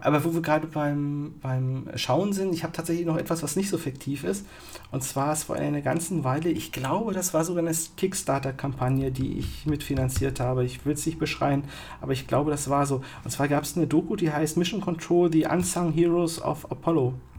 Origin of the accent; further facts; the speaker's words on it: East Germany, Germany; als Kind im Osten